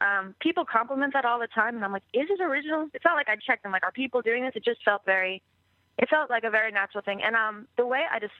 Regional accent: Bayport, New York, United States; also born or lived in England; I am from Long Island, yes.

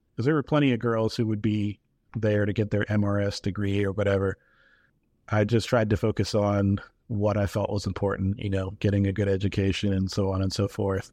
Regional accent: New Hampshire, United States; I grew up in New Hampshire

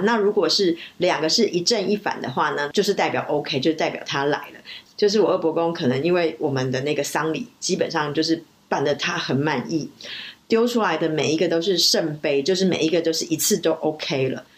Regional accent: Taipei, Taiwan; also born or lived in Zhangzhou, Fujian (ancestral); 我从小在台北长大，然后很多人应该都知道我是算是闽南人的后代， 老家是在漳州，所以从小其实有很多习俗都是沿用着闽南的习俗

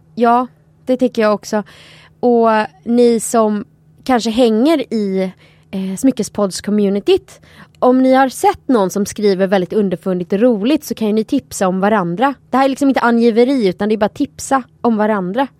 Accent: Sweden; här hemma i Sverige

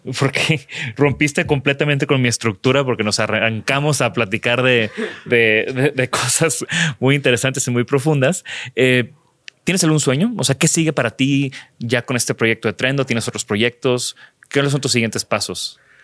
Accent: Mexico; como buenos mexicanos

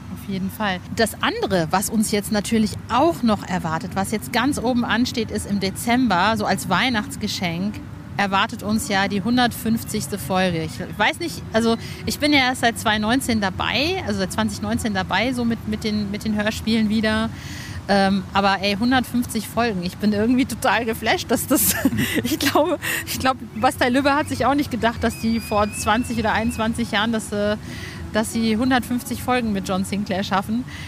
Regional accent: Hövelhof, North Rhine-Westphalia, Germany; in Hövelhof, da wo ich aufgewachsen bin, in der Nähe von Ostwestfalen, oh nein, nicht in der Nähe, sondern in Ostwestfalen-Lippe

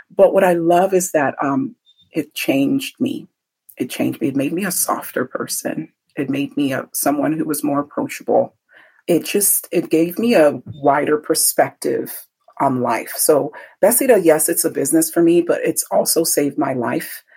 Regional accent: Benin City, Edo, Nigeria; moved away; go back home to Nigeria because that's where I'm from. I was born in Benin

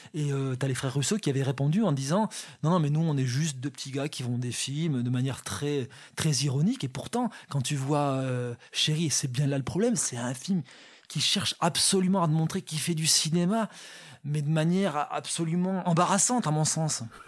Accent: south of France, France; je viens du sud de la France

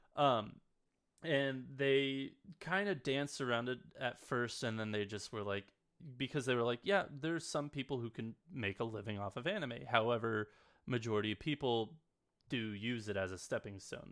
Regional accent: West Coast, United States; I grew up on the West Coast

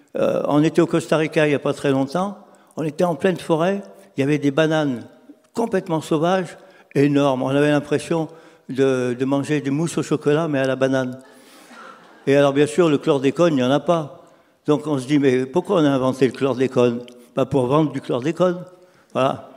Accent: Lyon, Auvergne-Rhône-Alpes, France; je suis lyonnais

